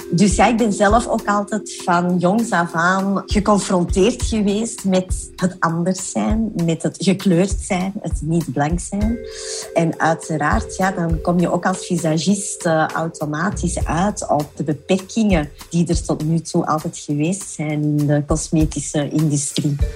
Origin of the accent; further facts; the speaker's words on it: South Korea; born there; En dat komt natuurlijk omdat de meeste innovaties in cosmetica gedaan worden in mijn geboorteland Zuid-Korea.